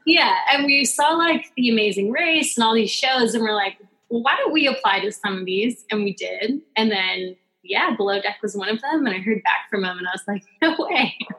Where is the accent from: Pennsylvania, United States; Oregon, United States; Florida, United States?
Oregon, United States; Pleasant Hill; moved away; also born or lived in Hawaii; I'm actually from Oregon. Um, a very very small town in Oregon called Pleasant Hill